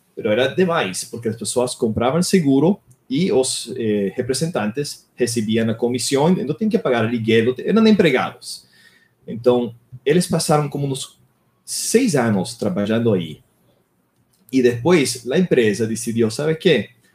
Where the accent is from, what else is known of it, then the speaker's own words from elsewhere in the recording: Miami, Florida, United States; Portuguese is a second language; moved away as an adult; now in Brazil; eu nasci em Miami, Flórida. Eu cresci nos Estados Unidos